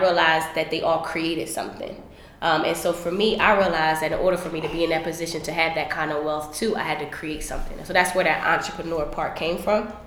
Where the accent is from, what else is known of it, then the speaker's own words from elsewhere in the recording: Philadelphia, Pennsylvania, United States; I'm from Philly